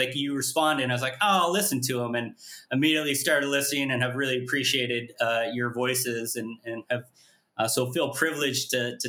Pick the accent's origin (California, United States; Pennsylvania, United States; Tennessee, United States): California, United States; San Francisco Bay Area; also born or lived in Seoul, South Korea; now in Malibu, United States; I grew up in the San Francisco Bay Area. Actually did my undergraduate and graduate work at Pepperdine. I was adopted from Seoul. I was born in 1982.